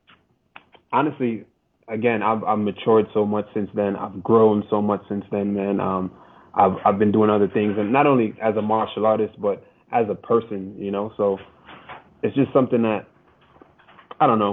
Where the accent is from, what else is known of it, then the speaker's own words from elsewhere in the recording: New York, United States; I'm from New York. I'm from New York, bro. I'm from big city